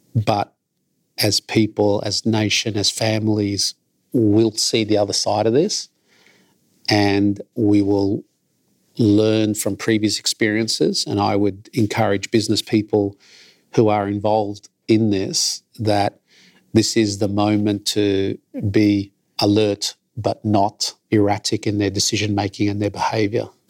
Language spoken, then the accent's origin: English; Melbourne, Victoria, Australia; I grew up in Carlton, the great multicultural melting pot in Australia, in my view. It was absolutely wonderful to grow up here in Melbourne.